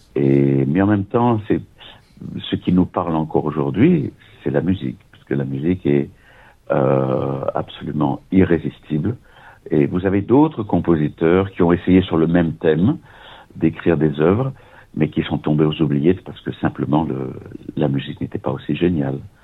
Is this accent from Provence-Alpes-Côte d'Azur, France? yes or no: yes; Nice, Provence-Alpes-Côte d'Azur, France; moved away as an adult; also born or lived in Vienna; je suis né à Nice, et quand j'avais 23 ans, après la maîtrise de droit et puis des études au conservatoire euh, de Nice